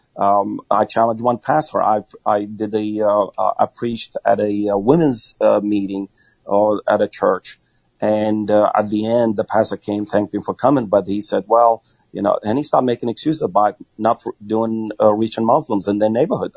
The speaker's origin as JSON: {"language": "English", "country": "United States"}